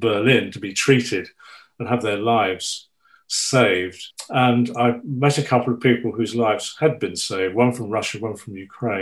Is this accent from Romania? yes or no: no; Petersfield, South East England, United Kingdom; I was brought up just outside Petersfield